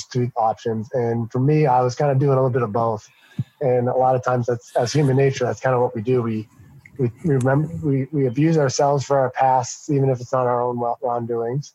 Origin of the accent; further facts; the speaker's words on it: Massachusetts, United States; we're from Massachusetts, so every other word is a swear